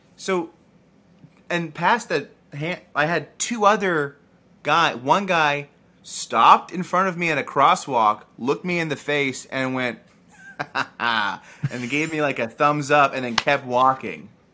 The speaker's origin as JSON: {"language": "English", "region": "the South", "country": "United States", "said": "I'm from the South"}